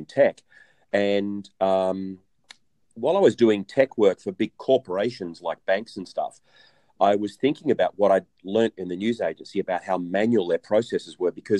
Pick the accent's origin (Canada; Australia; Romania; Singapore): Australia; I'm Australian